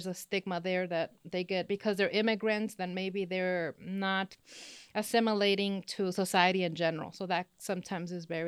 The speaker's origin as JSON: {"language": "English", "town": "Los Angeles", "region": "California", "country": "United States", "tie": "born or raised there", "also_born_or_lived": "Mexico", "accent": "Spanish accent", "first_language": "Spanish", "second_language": "English", "moved": "yes", "lives_now": "Texas, United States", "said": "I was born and raised in Los Angeles in California. My mom is from Mexico and my original dad from Honduras. And from then on, I actually started the school system in Mexico for a couple of years."}